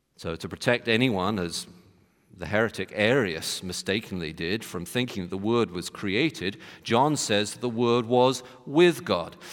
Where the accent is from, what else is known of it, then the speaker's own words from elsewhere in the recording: United Kingdom; moved away; in my home country, United Kingdom